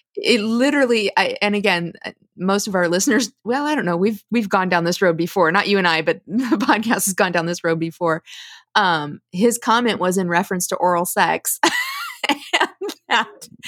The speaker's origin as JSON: {"language": "English", "region": "Midwest", "country": "United States", "tie": "born or raised there", "said": "I was raised in the Midwest as well"}